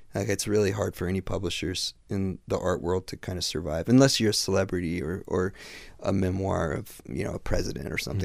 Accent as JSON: {"language": "English", "region": "Midwest", "country": "United States", "tie": "born or raised there", "said": "I grew up in the Midwest, pre-internet"}